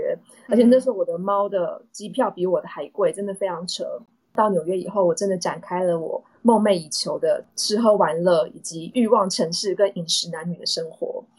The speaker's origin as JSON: {"language": "Chinese", "country": "Taiwan", "moved": "as an adult", "said": "所以有些人会觉得我是 A B C，但其实我不是啊，我是在台湾的大学交大毕业以后，还在公关公司工作一年，我才出国去念书的。"}